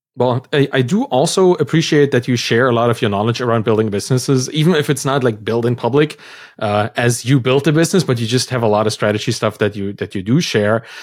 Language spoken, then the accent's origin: English; Germany; moved away; I come from Germany, a pretty, you know, bureaucratic system, and school was just the same